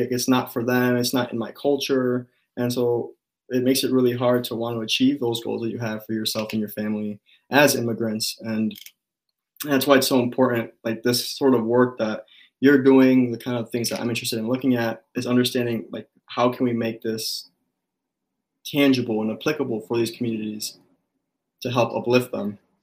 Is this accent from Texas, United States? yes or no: no; Cicero, Illinois, United States; also born or lived in Los Angeles, California; now in Minnesota, United States; i grew up right outside of chicago in this town called cicero